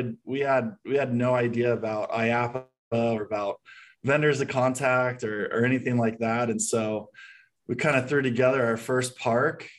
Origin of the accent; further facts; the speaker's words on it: San Diego, California, United States; moved away as an adult; now in Phoenix, United States; I was born and raised in San Diego, moved to Phoenix about 6 years ago with my wife and 5 kids